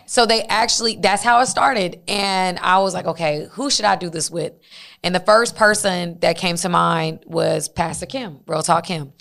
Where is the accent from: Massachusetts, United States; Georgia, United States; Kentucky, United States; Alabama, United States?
Georgia, United States; Dacula; I'm from Tequila, Georgia